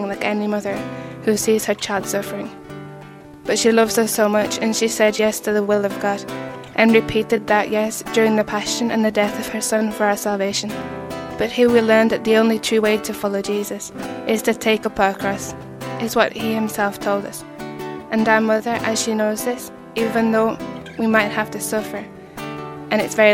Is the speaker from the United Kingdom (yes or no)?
yes; England, United Kingdom; moved away; I'm originally from England, Great Britain